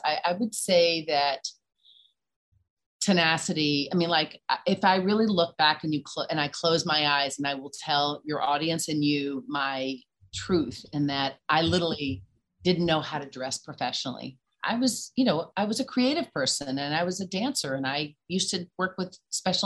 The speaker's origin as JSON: {"language": "English", "town": "Nashville", "region": "Tennessee", "country": "United States", "tie": "born or raised there", "accent": "Southern", "moved": "as an adult", "lives_now": "New York City, United States", "said": "Born and raised in Nashville, Tennessee"}